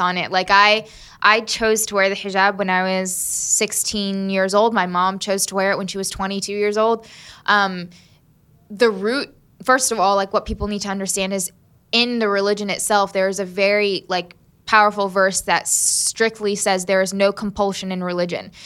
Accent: Southern Maryland, United States; also born or lived in Huntington, West Virginia / Selma, Alabama / Birmingham, Alabama; Southern Maryland. And that's where I grew up

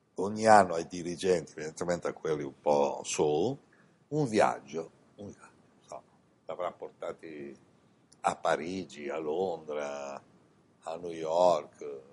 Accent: Italy; moved away as an adult; also born or lived in India / Milan; in questa incarnazione sono nato in Italia

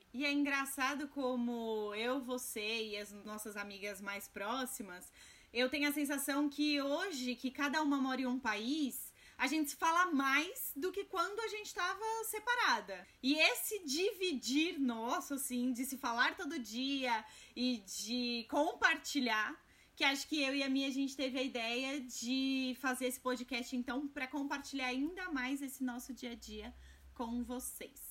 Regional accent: Brazil; moved away as an adult; also born or lived in Portugal; now in Germany; diferente de muitos imigrantes, eu já saí do Brasil com um trabalho

